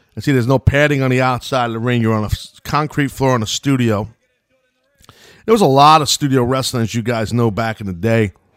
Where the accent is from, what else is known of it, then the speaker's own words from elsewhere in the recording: New York, United States; I'm from New York